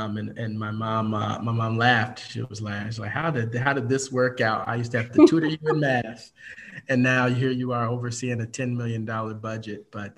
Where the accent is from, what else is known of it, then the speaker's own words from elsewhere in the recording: Chicago, Illinois, United States; also born or lived in Evanston, Illinois / Oak Park, Illinois; I was born in Evanston, Illinois, and now reside in Oak Park, Illinois. Grew up mostly in and around Chicago area.